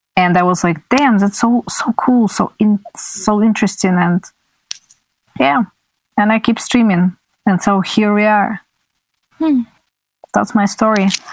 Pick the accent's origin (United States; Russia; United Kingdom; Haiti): Russia; I was from Russia